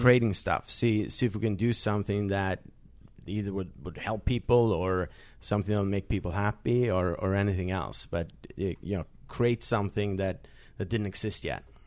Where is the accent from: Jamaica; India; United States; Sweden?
Sweden; I grew up in Sweden